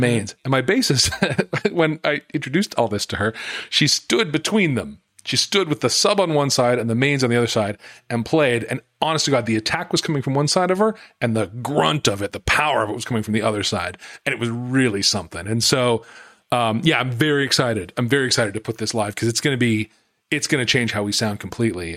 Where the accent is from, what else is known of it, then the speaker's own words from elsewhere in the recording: Salt Lake City, Utah, United States; moved away; I grew up in Salt Lake City.